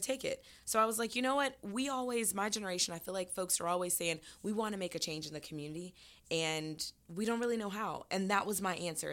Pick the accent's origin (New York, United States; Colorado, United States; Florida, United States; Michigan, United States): Florida, United States; now in Atlanta, United States; I'm from Florida